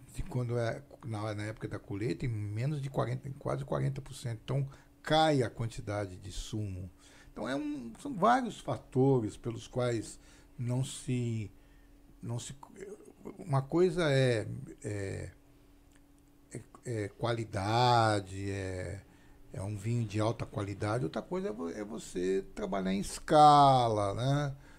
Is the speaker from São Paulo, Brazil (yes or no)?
yes; São Paulo, Brazil; Eu sou paulista